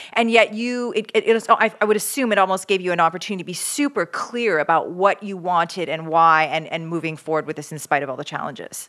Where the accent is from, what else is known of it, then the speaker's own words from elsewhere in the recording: Canada; now in United States; I'm from Canada originally